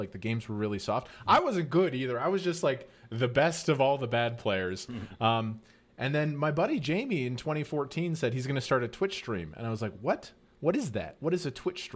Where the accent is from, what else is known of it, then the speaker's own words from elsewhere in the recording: northern Alberta, Canada; I was born in Northern Canada. It's just like a low income family.